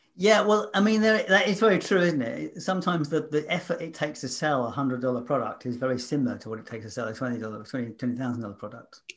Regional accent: London, United Kingdom; moved away; as a Londoner, I know exactly, 'cause when I lived there

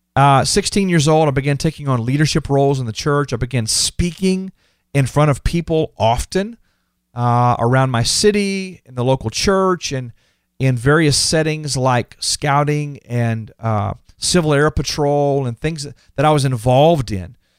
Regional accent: Houston, Texas, United States; I was born and raised in Texas

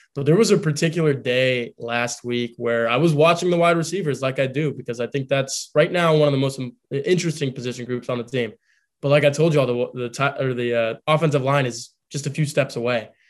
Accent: Texas, United States; moved away as an adult; now in South Bend, United States; I grew up in Texas

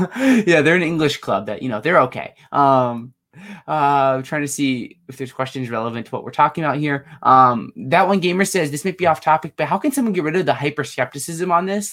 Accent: State College, Pennsylvania, United States; I'm from state college

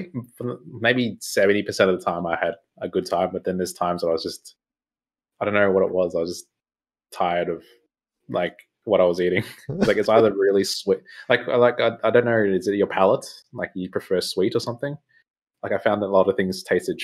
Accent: Australia; I'm Aussie

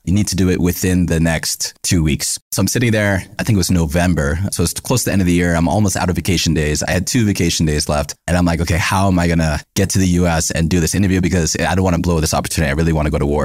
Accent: United States; being born and raised in America

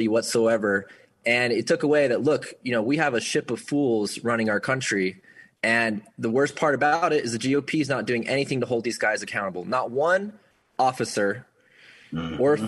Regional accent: Utah, United States; I grew up here in Utah

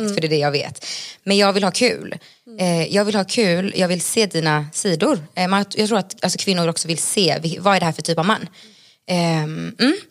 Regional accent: Gothenburg, Västra Götaland, Sweden; moved away as an adult; also born or lived in Bolivia; now in Stockholm, Sweden; jag är uppvuxen i Göteborg

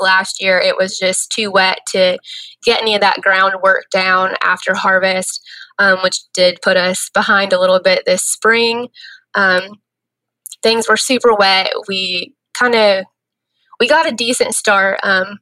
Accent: Dana, Indiana, United States; also born or lived in Michigan; I was born and raised in Dana, Indiana

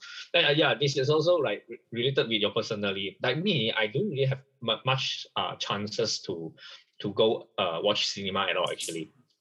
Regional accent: Malaysia; first language Chinese; English is a second language; for us, we are third generation in Malaysia as a Chinese

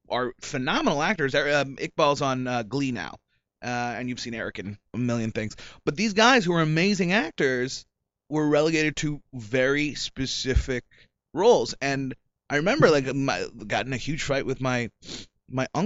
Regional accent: Silicon Valley, California, United States; now in Los Angeles, United States; I grew up in Silicon Valley, so uh, and it was during the '90s. It was during the tech boom

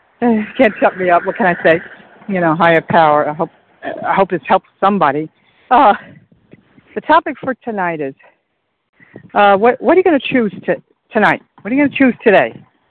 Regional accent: Iowa, United States; I'm in Central Time. … from Iowa.

